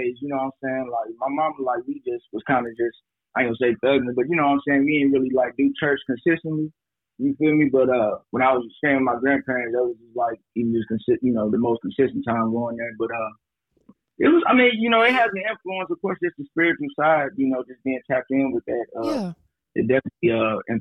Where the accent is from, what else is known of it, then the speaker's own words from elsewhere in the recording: St. Louis, Missouri, United States; now in Kentucky, United States; I'm from St. Louis, Missouri, but I'm staying out here in Kentucky right now